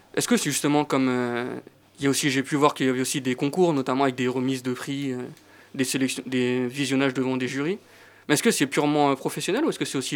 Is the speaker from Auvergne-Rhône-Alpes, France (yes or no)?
no; Roissy-en-Brie, Île-de-France, France; J'habite une petite ville de Seine-et-Marne, Roissy-en-Brie.